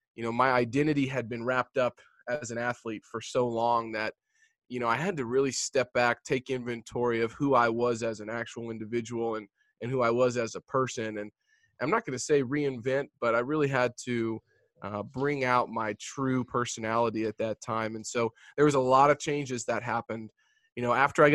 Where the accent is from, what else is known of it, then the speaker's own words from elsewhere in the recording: Jefferson City, Missouri, United States; I'm a Midwestern boy. So I grew up in Jefferson City, Missouri, which is the capital of Missouri.